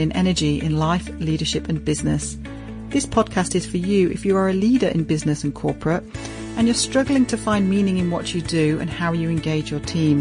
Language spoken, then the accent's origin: English; United Kingdom; moved away as an adult; now in Brisbane, Australia; I'm originally a Pommy, originally from the UK.